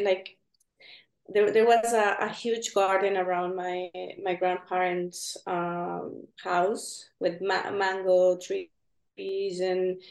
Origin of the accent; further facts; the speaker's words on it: Venezuela; moved away; also born or lived in Spain; I'm from Venezuela, and I grew up there